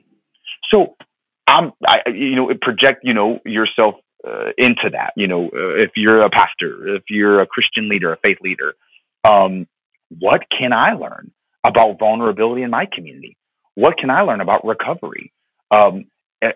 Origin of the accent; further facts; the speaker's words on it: Florida, United States; my time growing up in Florida